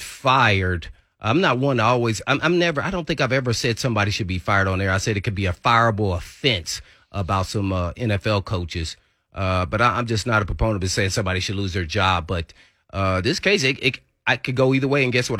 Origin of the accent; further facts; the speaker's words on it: Indiana, United States; I'm from Indiana